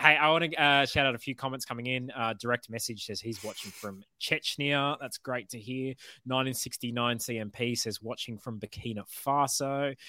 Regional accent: Australia; Just, man, it was brutal being an Australian football fan. The national team barely ever came back to Australia to play anyway.

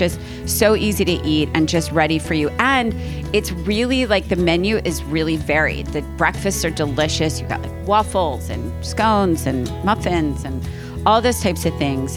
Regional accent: East Coast, United States; I am from the East Coast

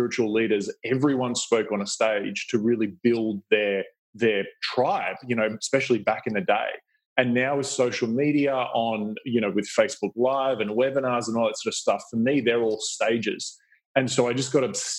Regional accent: Australia; You can probably hear my accent. I grew up in Australia

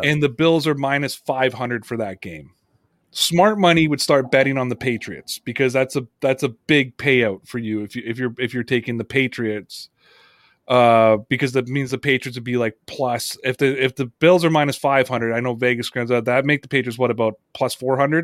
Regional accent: Toronto, Ontario, Canada; it's my hometown

